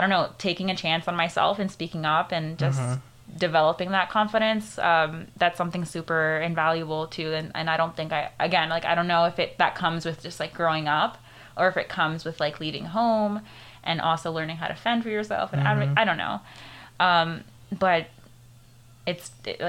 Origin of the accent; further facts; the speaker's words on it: Kissimmee, Florida, United States; first language Spanish; also born or lived in Venezuela; I was raised here in Kissimmee